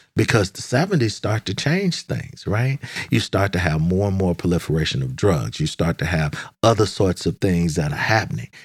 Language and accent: English; Dallas, Texas, United States; now in Washington, D.C., United States; growing up in Dallas